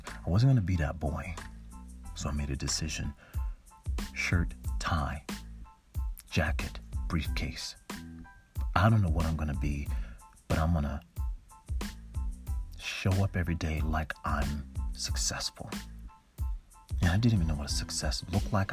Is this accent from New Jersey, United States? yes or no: yes; Newark, New Jersey, United States; I'm from Newark, New Jersey, in Irvington, and I saw a lot of things growing up